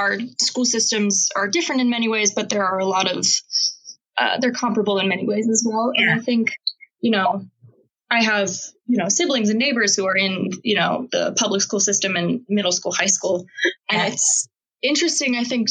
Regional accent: Maryland, United States; my hometown area of Maryland

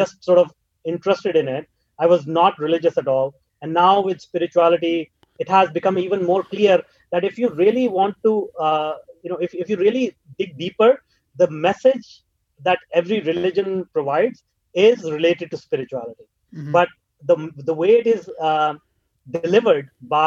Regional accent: India; moved away as an adult; now in North America; I grew up in India

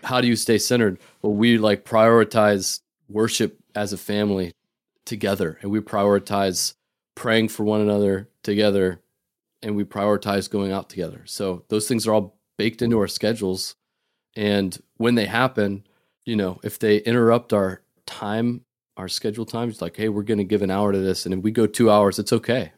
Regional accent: North Dakota, United States; moved away as an adult; now in Boston, United States; I grew up in North Dakota

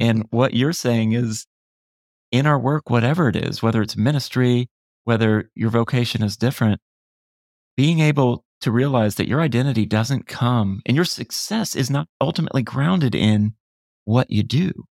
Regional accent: Florida, United States; I grew up in Florida.

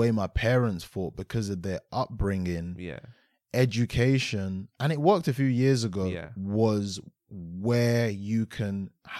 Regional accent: London, United Kingdom; So I grew up in Aylesbury Estate, stayed there for a number of years, and then moved over to like more of Greater London, or should I say Kent.

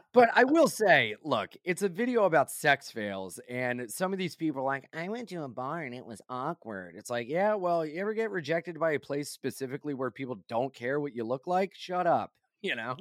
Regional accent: Wilmington, Delaware, United States; now in New York, United States; I grew up in Wilmington, Delaware

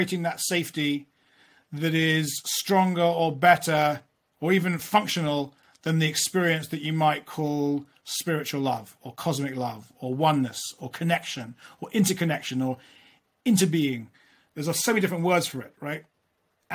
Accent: London, United Kingdom; I grew up in London

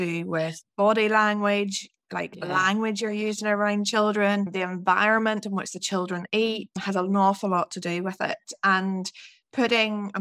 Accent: Northern Ireland, United Kingdom; moved away; also born or lived in Scotland; I'm from Northern Ireland, and I trained as a dietitian in Scotland

